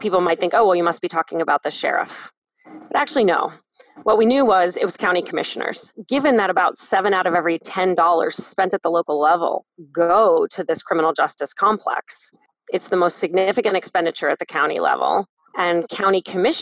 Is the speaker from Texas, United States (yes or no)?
no; Canton, Ohio, United States; in my hometown, 24% of people in Canton